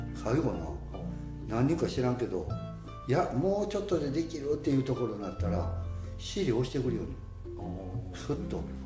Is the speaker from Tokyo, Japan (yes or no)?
no; Otsu, Shiga, Japan; 中学まではこの田舎っていうのは幼稚園から中学までまあほとんど人変わらへんねんね同じ顔ぶれでずっと過ごしていく